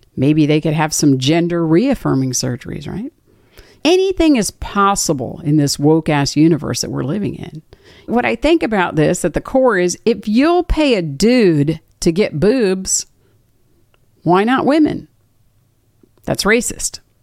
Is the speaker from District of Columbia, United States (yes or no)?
yes; Washington, District of Columbia, United States; moved away; My old stomping grounds, my hometown, Washington, D C